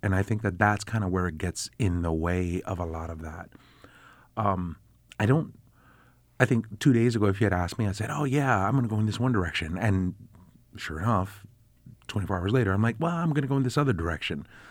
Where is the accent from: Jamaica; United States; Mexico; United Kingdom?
United States; New York City, New York; now in Syracuse, United States; I grew up in the South Bronx